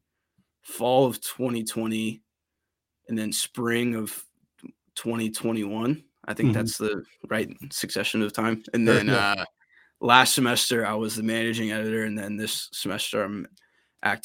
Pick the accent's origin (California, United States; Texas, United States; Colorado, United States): California, United States; San Jose; moved away as an adult; now in Spokane, United States; being a kid from San Jose, California, growing up in California